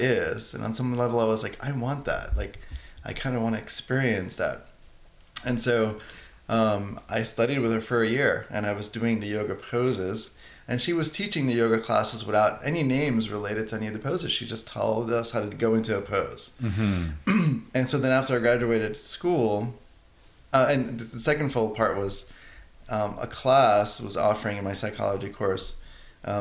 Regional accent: New York City, New York, United States; I'm Italian from the Bronx. And growing up in an Italian household

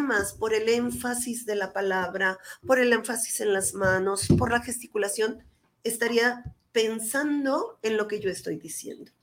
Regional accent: Mexico; yo soy madre mexicana

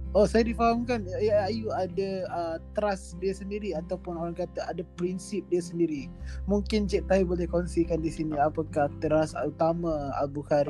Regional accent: Malaysia; kita sebagai rakyat Malaysia

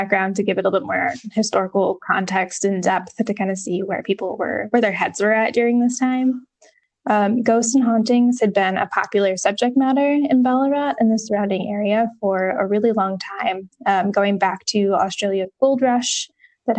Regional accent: upstate New York, United States; upstate New York, not far from where I actually grew up

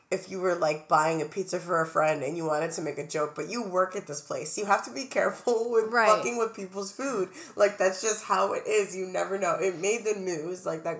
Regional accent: New York City, New York, United States; we're from Brooklyn.

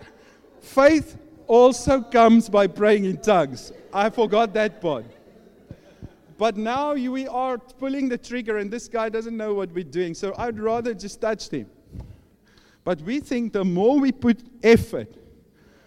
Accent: South Africa; I'm from South Africa.

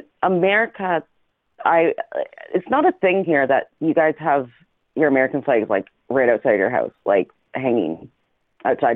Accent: Canada; also born or lived in Alberta; I'm Canadian

